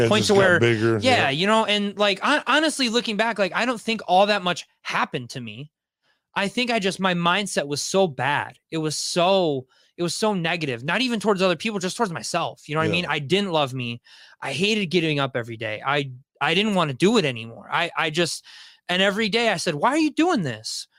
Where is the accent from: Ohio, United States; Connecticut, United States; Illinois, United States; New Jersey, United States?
Ohio, United States; Wauseon; moved away; I grew up in Wauseon, Ohio